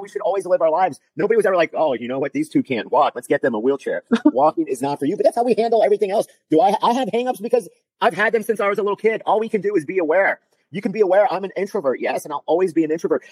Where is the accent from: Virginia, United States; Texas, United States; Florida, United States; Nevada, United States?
Florida, United States; South; I'm from South Florida